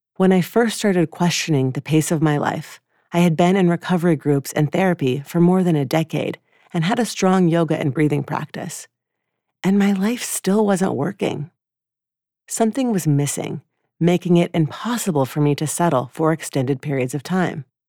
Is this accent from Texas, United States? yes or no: no; Atlanta, Georgia, United States; moved away; my hometown of Atlanta, Georgia